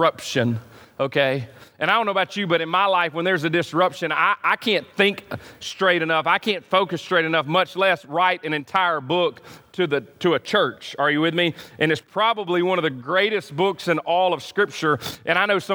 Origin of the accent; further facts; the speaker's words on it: United States; I'm an American